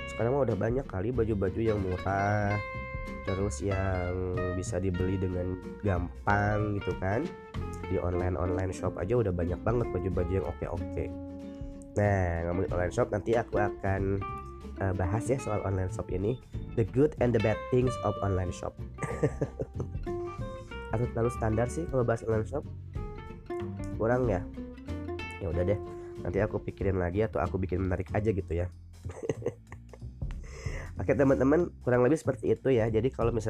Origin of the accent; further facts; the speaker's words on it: West Java, Indonesia; aku mah orang Sunda jadi ngomongnya rada seperti ini